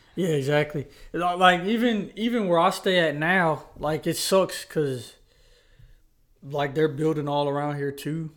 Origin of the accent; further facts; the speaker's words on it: Charlotte, North Carolina, United States; also born or lived in Huntersville; we're from Charlotte, North Carolina